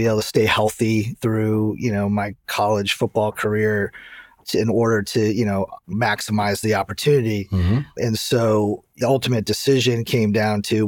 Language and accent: English; Santa Clara, California, United States; also born or lived in East Lansing, Michigan; I grew up in Santa Clara